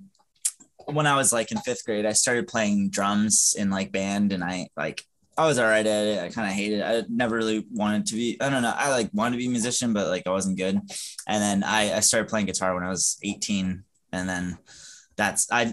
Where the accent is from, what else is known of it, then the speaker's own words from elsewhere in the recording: San Antonio, Texas, United States; I was born in San Antonio, Texas.